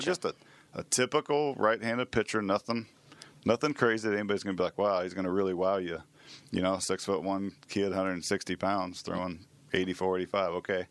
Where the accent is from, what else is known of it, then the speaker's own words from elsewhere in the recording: Manhattan, Kansas, United States; born and raised here in Manhattan